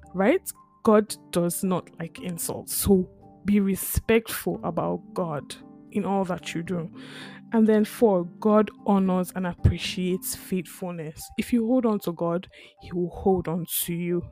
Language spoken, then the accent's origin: English; Lagos, Nigeria; now in St. John's; I grew up in Lagos